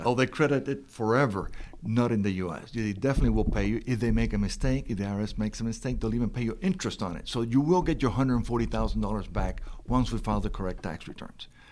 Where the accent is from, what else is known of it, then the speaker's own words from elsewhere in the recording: Miami, Florida, United States; I'm from Miami.